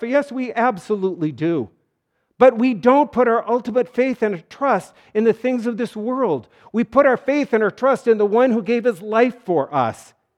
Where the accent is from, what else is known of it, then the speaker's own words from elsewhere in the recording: North Dakota, United States; It was great growing up in North Dakota